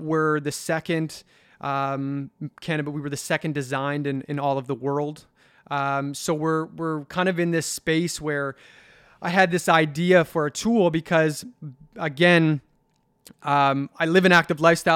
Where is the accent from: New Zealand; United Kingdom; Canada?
Canada; Halifax, Nova Scotia; I grew up in the North End, middle income family